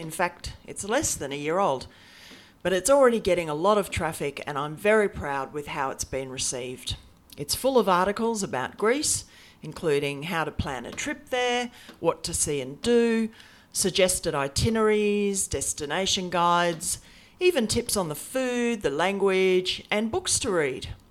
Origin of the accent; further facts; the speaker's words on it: Australia; now in Brisbane, Australia; I'm an Aussie, and in fact, I'm coming to you from my office in subtropical Brisbane, the capital of Queensland